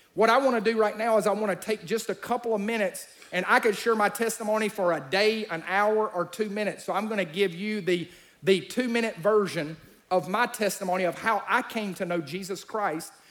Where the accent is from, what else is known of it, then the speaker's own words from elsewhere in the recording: Alabama, United States; I'm from Alabama